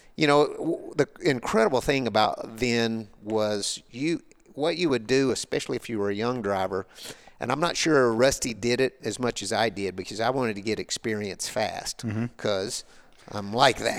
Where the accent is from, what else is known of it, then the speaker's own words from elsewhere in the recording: Arkansas, United States; I grew up in Arkansas on the back roads